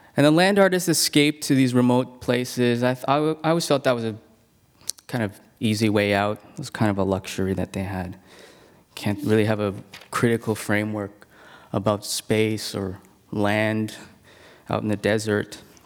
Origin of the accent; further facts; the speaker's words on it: Hong Kong; moved away; I'm originally from Hong Kong